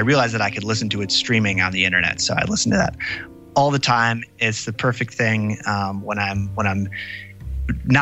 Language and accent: English; Wisconsin, United States; I grew up in Wisconsin, and my grandmother is actually from Green Bay